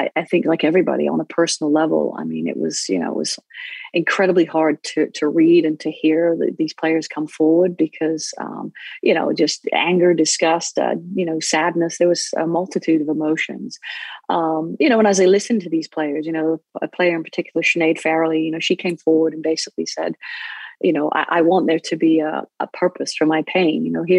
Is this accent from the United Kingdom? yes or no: yes; England, United Kingdom; now in United States; Well, I grew up in England, where it is, it's known as football most around the world, except America, actually.